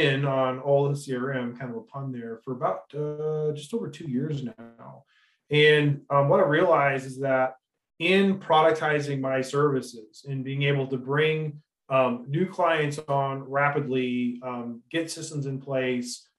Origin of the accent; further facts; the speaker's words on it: Detroit, Michigan, United States; now in Grand Junction, United States; Metro Detroit area. So I like to say I was forged in Detroit